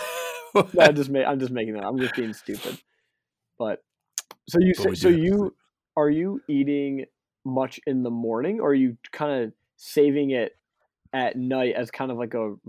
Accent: Canada; French, I'm just Canadian.

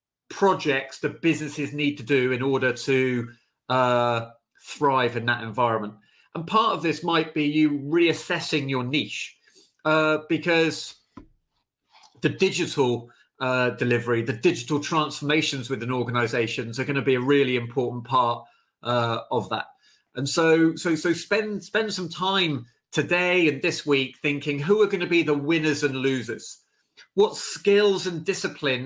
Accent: United Kingdom; how we feel as the British

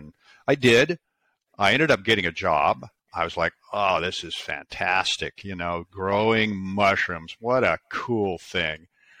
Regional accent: Seattle, Washington, United States; Sure. Well, I was born in the Pacific Northwest, grew up in Seattle.

